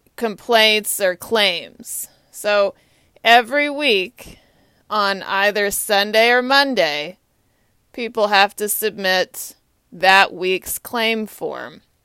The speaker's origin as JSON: {"language": "English", "town": "Austin", "region": "Texas", "country": "United States", "moved": "yes", "lives_now": "Washington, D.C., United States", "said": "I am from Austin, Texas"}